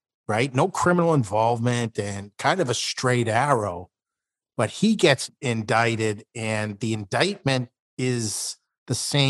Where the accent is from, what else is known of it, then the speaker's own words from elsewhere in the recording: Boston, Massachusetts, United States; I'm from South Boston